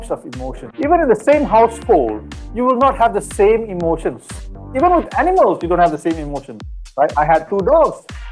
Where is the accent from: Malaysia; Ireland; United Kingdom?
Malaysia; growing up in Malaysia